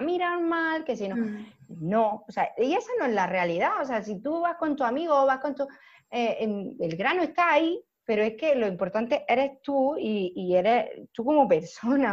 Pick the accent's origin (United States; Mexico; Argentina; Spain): Spain; Almería, Andalusia; soy de Almería